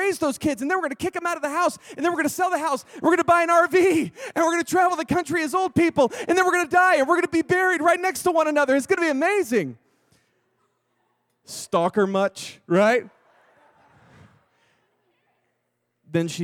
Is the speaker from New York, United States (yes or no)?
no; Texas, United States; I'm from Texas.